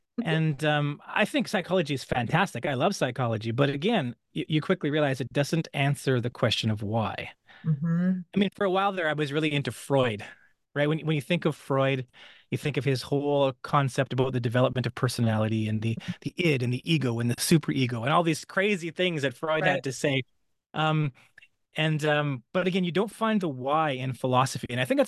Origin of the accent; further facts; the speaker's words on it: British Columbia, Canada; You know, I was raised very poor in British Columbia, Canada. We lived in the mountains.